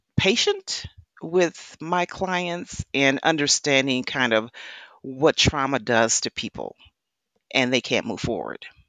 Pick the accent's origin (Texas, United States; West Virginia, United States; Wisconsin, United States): Wisconsin, United States; I come from, I was born in the Midwest. I was born in Wisconsin, um, Dairy State